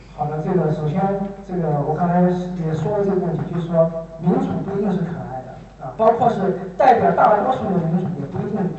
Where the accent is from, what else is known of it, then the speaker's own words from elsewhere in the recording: China; 我是中国人，我在中国吃了多了，用了多年的饭碗